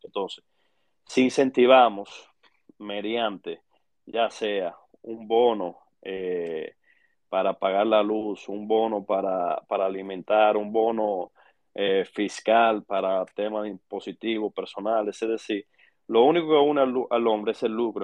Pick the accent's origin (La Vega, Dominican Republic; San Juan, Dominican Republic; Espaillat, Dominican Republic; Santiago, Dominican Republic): La Vega, Dominican Republic; soy nativo vegano de pura cepa